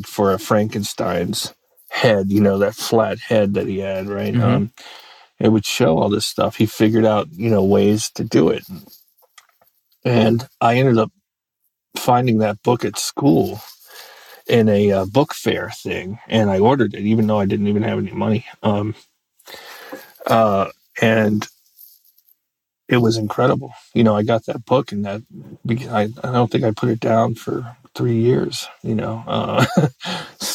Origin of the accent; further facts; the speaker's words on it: United States; also born or lived in Maryland / Virginia; I grew up in Maryland and Virginia